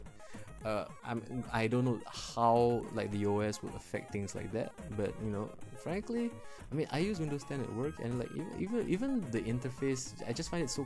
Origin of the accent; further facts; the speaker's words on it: Singapore; I'm from Singapore.